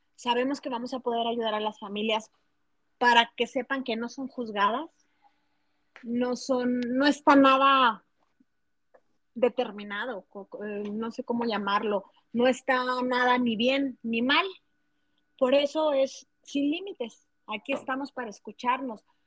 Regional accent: Chihuahua, Mexico; Soy de la ciudad de Chihuahua, México.

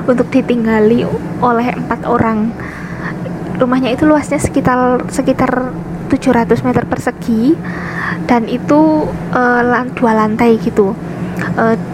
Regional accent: Wonosobo, Central Java, Indonesia; sebelumnya saya ini asalnya dari Wonosobo Jawa Tengah tapi saya pernah kuliah di UGM D3 Sekolah Vokasi Bahasa Perancis terus sekarang saya ting eh, apa balik lagi ke Wonosobo

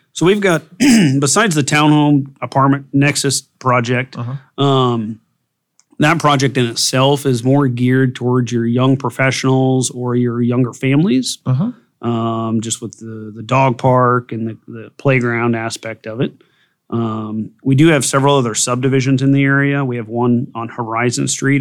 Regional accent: Burlington, Iowa, United States; I was born and raised here in Burlington

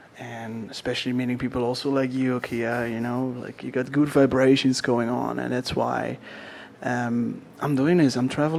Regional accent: Netherlands; first language Dutch; English is a second language; moved away as an adult; also born or lived in Australia / Queenstown, New Zealand; So I am from the Netherlands, from a tiny little place.

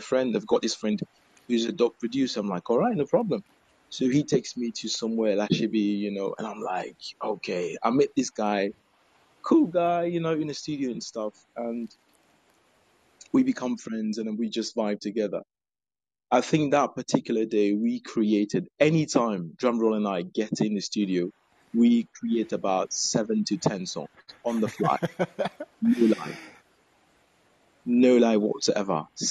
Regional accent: Gabon; moved away as an adult; also born or lived in Ghana; I'm from Gabon. About 11 years ago, I went to Ghana for studies

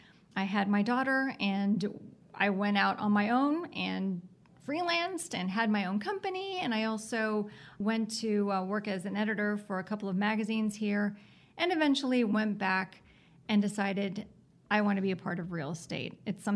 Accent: Miami, Florida, United States; moved away as an adult; also born or lived in Atlanta, Georgia; now in Gainesville, United States; I grew up in Miami, so I'm a big city person who has been transplanted to Gainesville. That is definitely not Miami. I found Gainesville because I went to the University of Florida.

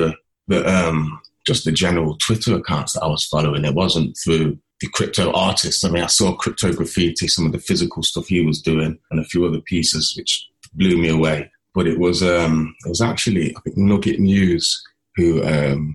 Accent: Nottingham, East Midlands, United Kingdom; I'm from Nottingham, a lens-based artist

